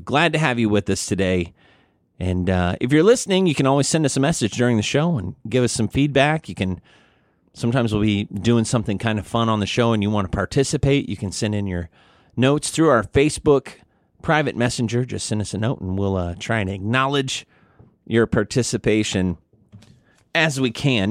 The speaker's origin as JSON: {"language": "English", "region": "Missouri", "country": "United States", "tie": "born or raised there", "said": "growing up in Missouri"}